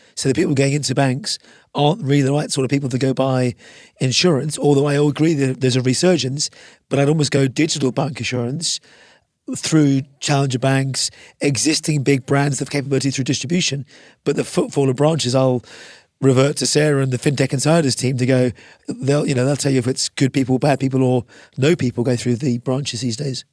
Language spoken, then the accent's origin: English; Ireland; I'm an Irishman